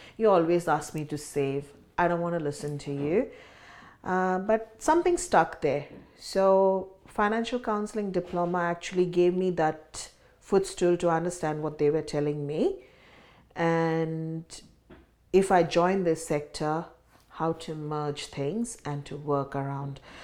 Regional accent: India; moved away as an adult; now in Sydney, Australia; I grew up in India, and migrated to Australia in two thousand and six

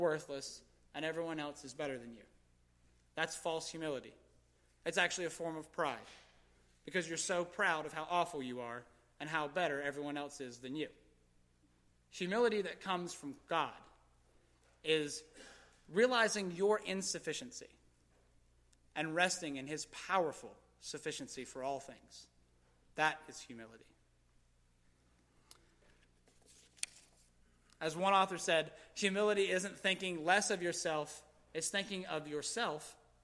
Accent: Gastonia, North Carolina, United States; I was raised in Gastonia

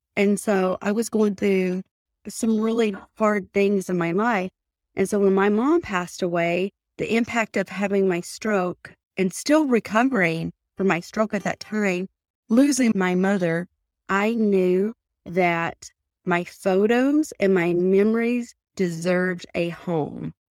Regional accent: Pickering, North Carolina, United States; now in Utah, United States; I'm originally from Pickering, North Carolina, and I live in Utah now

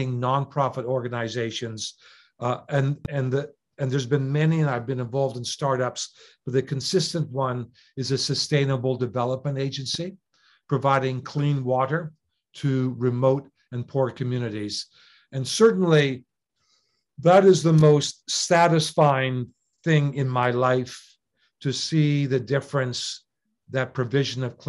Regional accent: Canada; moved away as an adult; also born or lived in England; now in Japan; as a Canadian, I was born and raised in Canada.

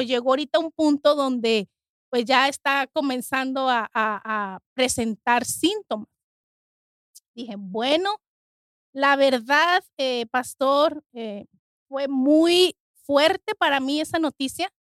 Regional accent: Mexico; now in United States; soy de México y yo en México nunca ah, tuve asma

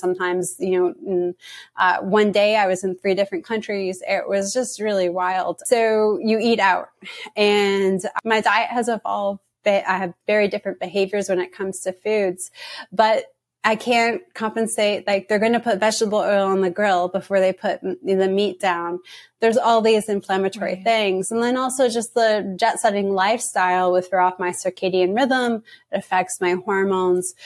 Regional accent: Canada; now in United States; I'm from Canada and I'm just living in the US

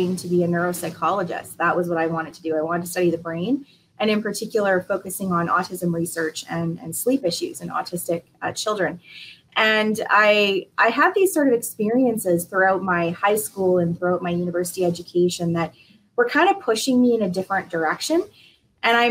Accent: Saskatoon, Saskatchewan, Canada; also born or lived in Ontario / Prince Edward Island (parents); they moved to Ontario at some point for my dad to go to school, and that's where I was born. And we moved out to Saskatoon about 35 years ago. So for most of my life, I've lived out here, and it's my home

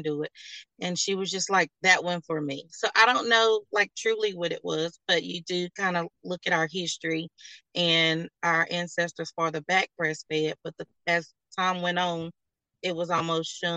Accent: North Carolina, United States; I'm born and raised in North Carolina

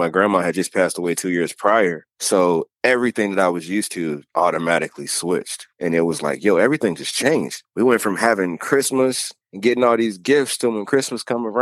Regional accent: Norfolk, Virginia, United States; When I was growing up in Norview

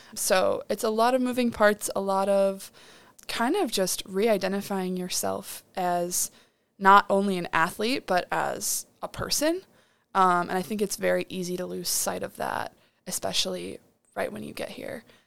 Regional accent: Chicago, Illinois, United States; moved away as an adult; I'm from Chicago, Illinois, so I'm thirteen hours away from home

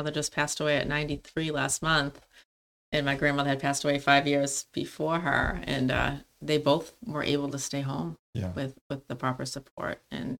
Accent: Lowell, Massachusetts, United States; So I'm from Lowell. My parents, my grandparents, great-grandparents

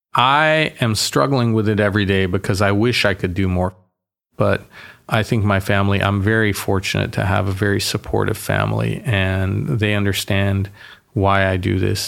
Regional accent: Boston, Massachusetts, United States; I was born in Boston

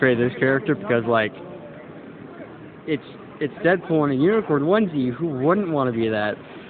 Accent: Junction City, Kansas, United States; I am from Junction City, Kansas.

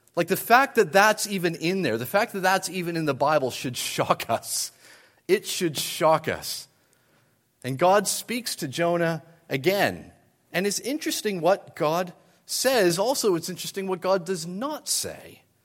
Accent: New Brunswick, Canada; moved away as an adult; also born or lived in United Kingdom; now in Ottawa, Canada; I grew up in New Brunswick and was then in the U K for a number of years

